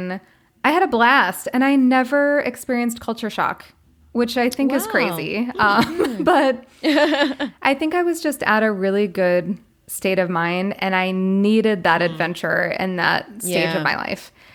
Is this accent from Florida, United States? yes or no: yes; Florida, United States; moved away as an adult; also born or lived in Colombia / Korea / China; I'm from Florida